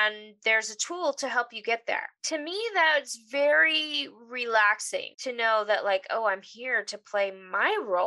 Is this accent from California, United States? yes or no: yes; Los Angeles, California, United States; I grew up in the San Fernando Valley